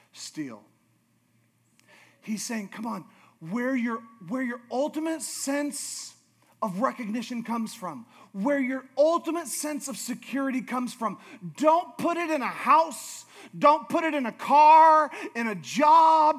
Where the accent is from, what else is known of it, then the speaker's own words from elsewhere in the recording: Alaska, United States; I'm from Alaska